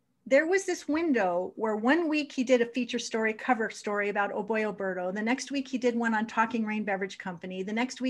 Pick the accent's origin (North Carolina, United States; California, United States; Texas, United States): California, United States; Los Angeles; I grew up in Granada Hills, California.